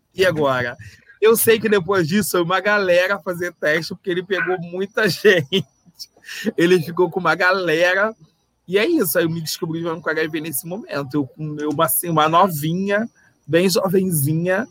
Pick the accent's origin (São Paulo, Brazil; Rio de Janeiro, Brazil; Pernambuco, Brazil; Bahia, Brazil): Rio de Janeiro, Brazil; accent: carioca; se vocês perceberem pelo sotaque, eu sou carioca